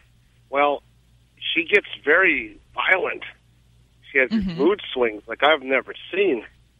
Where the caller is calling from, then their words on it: Boneville, Georgia, United States; Yeah. I live in Boneville, Georgia.